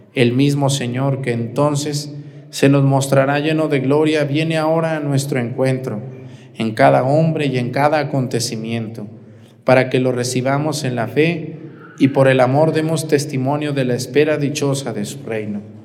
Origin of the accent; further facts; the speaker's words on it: Mexticacán, Jalisco, Mexico; moved away; El padre Gabriel, que es el señor cura de mi pueblo y que es compañero mío del seminario y amigo, un saludo al padre Gabriel en Mesticacán